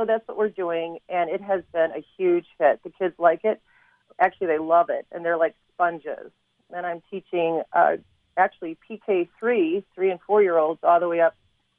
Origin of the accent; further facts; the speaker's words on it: Wisconsin, United States; also born or lived in California; I'm from Wisconsin, California, moved to Indiana, and she would come visit us when I lived in Wisconsin and also when I lived in California.